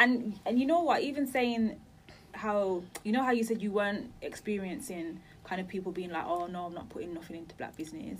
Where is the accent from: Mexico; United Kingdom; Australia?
United Kingdom; Birmingham, West Midlands; now in London, United Kingdom; I'm from Birmingham